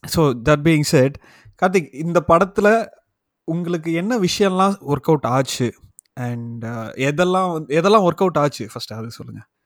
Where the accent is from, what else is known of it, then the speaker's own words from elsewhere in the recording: Palani, Tamil Nadu, India; பழனியில் பிறந்து வளர்ந்தேன்